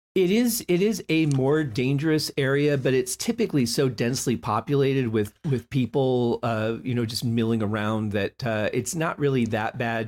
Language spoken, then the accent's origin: English; Detroit, Michigan, United States; I grew up in Motown